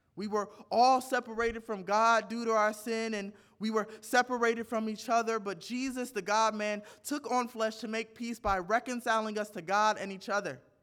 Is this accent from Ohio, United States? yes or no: no; Northeast Indiana, United States; I was born in Northeast Indiana, but my family is originally from Arkansas and Mississippi